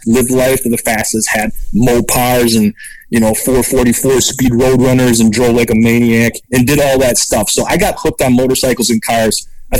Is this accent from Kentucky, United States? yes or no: no; Racine, Wisconsin, United States; I grew up in Racine, Wisconsin, which is 10 minutes away from Great Lakes Dragway.